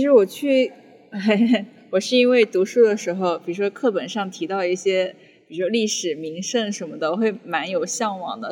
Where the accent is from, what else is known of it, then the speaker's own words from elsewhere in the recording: Longyan, Fujian, China; 我也是九五后，福建龙眼人